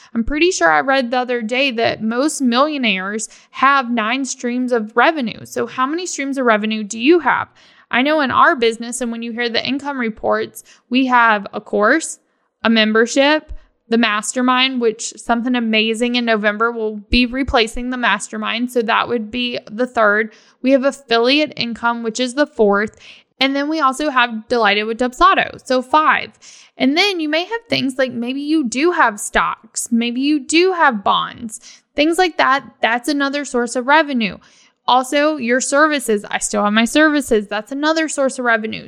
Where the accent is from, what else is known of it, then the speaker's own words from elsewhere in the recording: Virginia, United States; now in Florida, United States; I'm from Virginia